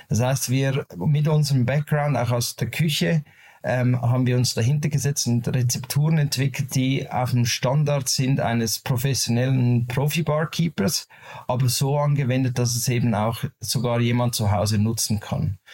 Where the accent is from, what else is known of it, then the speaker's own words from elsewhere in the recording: Zurich, Switzerland; Wir sind aus der Schweiz, aus Zürich, beziehungsweise ich